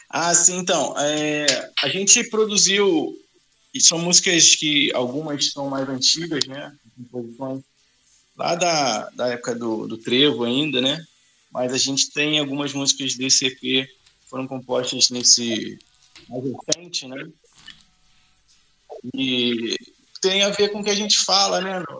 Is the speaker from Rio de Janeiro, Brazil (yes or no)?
yes; Duque de Caxias, Rio de Janeiro, Brazil; nós estamos aqui de, de, de Caxias, né? A gente é do, do, é da Baixada Fluminense.